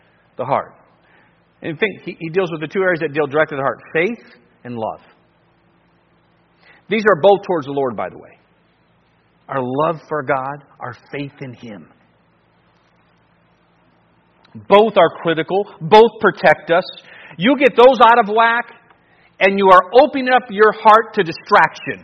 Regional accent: Cleveland, Ohio, United States; I grew up in Cleveland

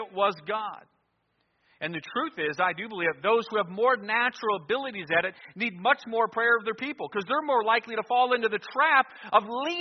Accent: near Lodi, Ohio, United States; an independent fundamental Baptist church near my hometown. I was in Lodi, Ohio at Victory Baptist Church

